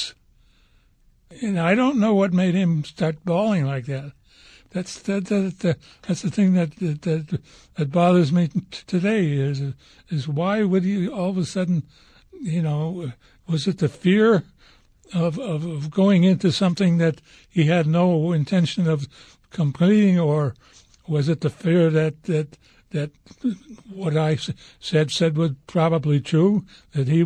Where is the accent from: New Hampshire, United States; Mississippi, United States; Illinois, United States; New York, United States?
Illinois, United States; Chicago; moved away; also born or lived in Stettin; we grew up in Chicago